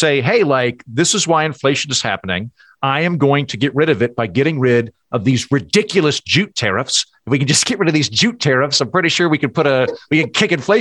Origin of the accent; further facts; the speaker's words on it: United States; as an American